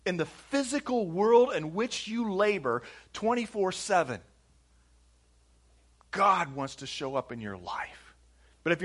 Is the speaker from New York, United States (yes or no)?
no; Indianapolis, Indiana, United States; we're from Indianapolis. Indianapolis, Indiana, United States